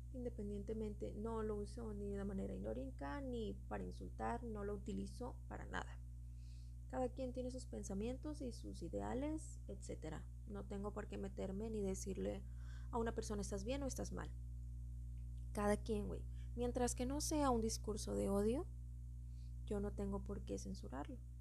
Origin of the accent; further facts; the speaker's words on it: Mexico; soy mexicana